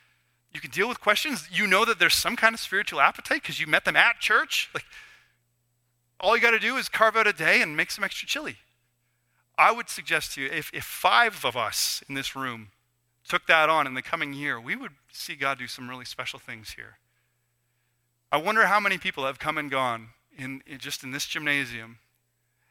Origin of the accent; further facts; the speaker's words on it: Canada; we're Canadian, you know, and we're a bit awkward.